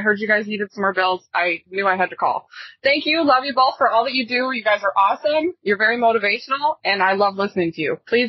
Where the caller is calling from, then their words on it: Michigan, United States; I'm calling you from West Michigan, where it's quite chilly right now.